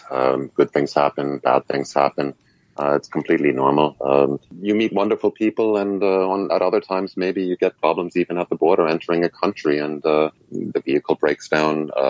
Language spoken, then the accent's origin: English; New York City, New York, United States; born there; also born or lived in Germany / Scotland; I was born in New York City, uh, in, in, Queens. I was educated in Germany. I worked in Scotland for a while until I set off at the age of 27.